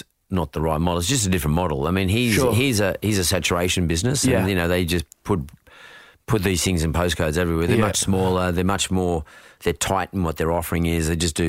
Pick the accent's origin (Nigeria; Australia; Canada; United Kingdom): Australia; I'm selling Aussie here. I'm selling Aussie stuff. I'm selling Aussie know-how. I'm selling Aussie freshness. And we're a young country